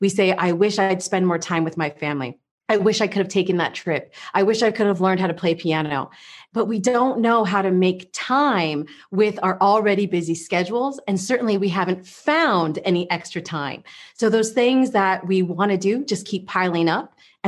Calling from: Czechia; also born or lived in California, United States; I am coming in from Czech Republic. It's beautiful and sunny right now, which is not something I get to say very often. So as a former Californian, it's a very nice day to be meeting.

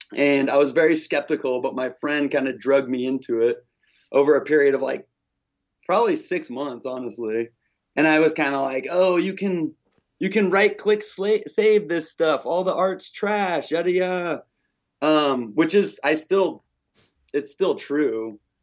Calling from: Olympia, Washington, United States; I'm calling from Olympia, Washington

